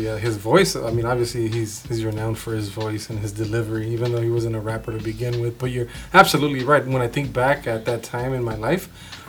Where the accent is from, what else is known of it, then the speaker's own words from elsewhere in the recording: Wilmington, California, United States; I grew up in Wilmington, California, 90744